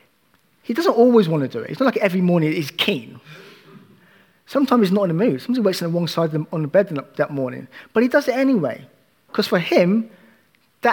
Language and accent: English; United Kingdom; As British people